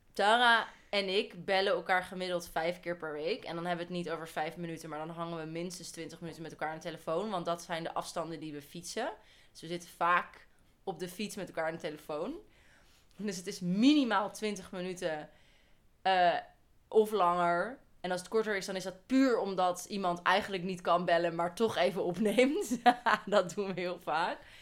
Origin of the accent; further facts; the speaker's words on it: Holland, Netherlands; wij twee, wijzend naar ons twee, wij komen uit Holland